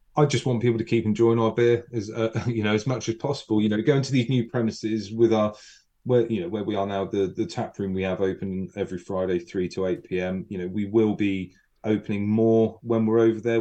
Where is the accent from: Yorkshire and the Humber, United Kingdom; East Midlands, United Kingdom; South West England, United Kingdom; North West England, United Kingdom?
South West England, United Kingdom; Wimborne; I'm from Wimborne, I'm Wimborne and bred.